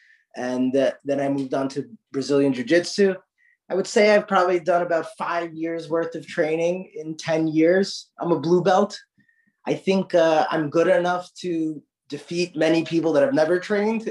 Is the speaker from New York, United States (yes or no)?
yes; New York, United States; moved away; also born or lived in San Diego; I grew up with him in New York